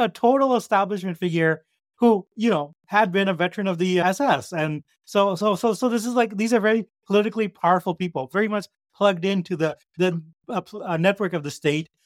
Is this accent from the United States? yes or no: no; Canada; I am a Canadian